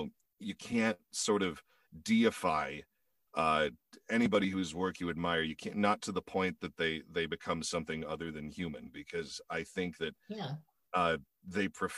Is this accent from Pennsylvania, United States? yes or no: no; Indiana, United States; moved away as an adult; also born or lived in Chicago, Illinois / South Bend, Indiana; now in California, United States; I'm originally from Indiana.